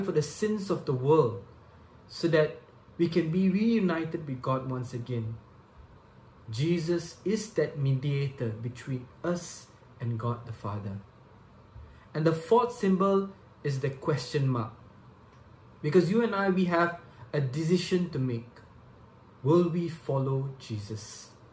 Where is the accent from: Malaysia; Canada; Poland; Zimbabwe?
Malaysia; Subang Jaya, Selangor; I'm from Subang Jaya, Malaysia.